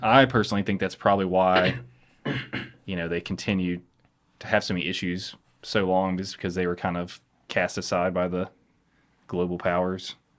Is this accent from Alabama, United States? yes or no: yes; Chelsea, Alabama, United States; now in Birmingham, United States; we grew up in the in Chelsea